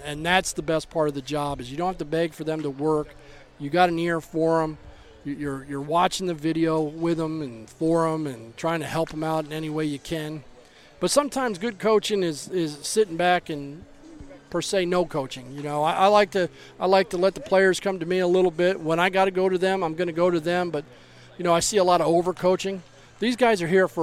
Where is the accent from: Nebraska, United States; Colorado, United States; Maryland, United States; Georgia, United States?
Maryland, United States; Baltimore; I grew up an Oriole fan. I was born in Baltimore